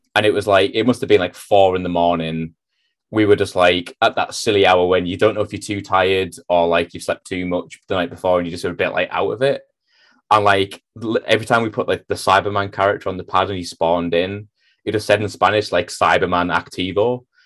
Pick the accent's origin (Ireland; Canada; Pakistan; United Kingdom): United Kingdom; North East England; moved away as an adult; also born or lived in Manchester; I'd lived in the Northeast my entire life, pretty much